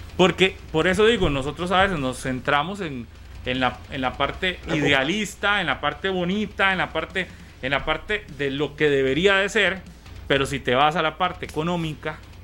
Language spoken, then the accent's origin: Spanish; San Ramón, Alajuela, Costa Rica; San Ramón porque es el de mi tierra